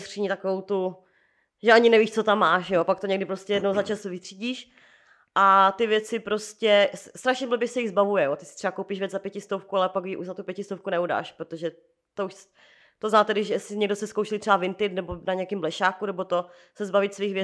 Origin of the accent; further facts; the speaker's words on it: Moravia, Czechia; now in Prague, Czechia; u nás na Moravě